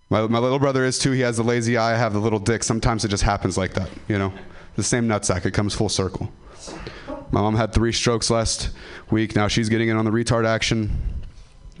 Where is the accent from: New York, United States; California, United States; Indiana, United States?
California, United States; Ripon; I'm from Ripon